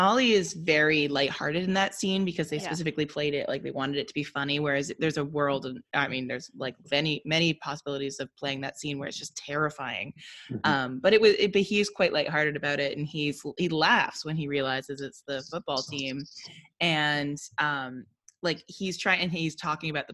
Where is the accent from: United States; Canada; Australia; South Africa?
Canada; as a Canadian.